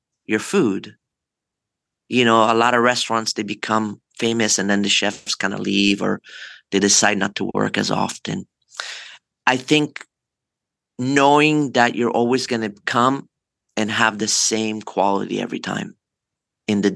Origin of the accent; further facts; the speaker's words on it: Forte dei Marmi, Tuscany, Italy; now in Los Angeles, United States; I grew up in Forte de Marmi in Italy